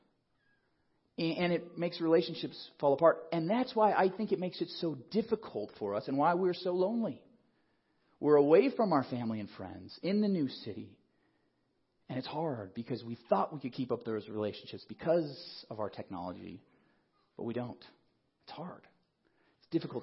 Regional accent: Colorado Springs, Colorado, United States; also born or lived in Nebraska; now in Denver, United States; I grew up in Colorado Springs. I wasn't born here, but pretty much my whole life was raised in Colorado

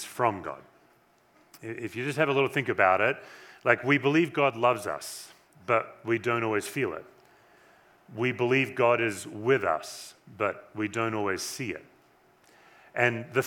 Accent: Western Australia, Australia; now in Erie, Colorado, United States; I was born in Western Australia

